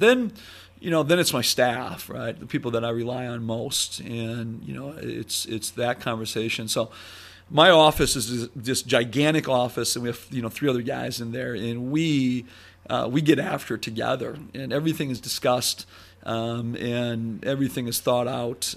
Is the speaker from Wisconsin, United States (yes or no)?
yes; Sheboygan, Wisconsin, United States; moved away; growing up in Sheboygan